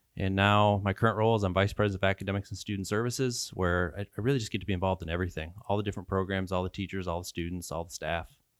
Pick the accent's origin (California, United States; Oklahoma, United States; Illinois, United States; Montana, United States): Illinois, United States; Tampico; also born or lived in Polo, Illinois; I grew up in Tampa Coe, Illinois.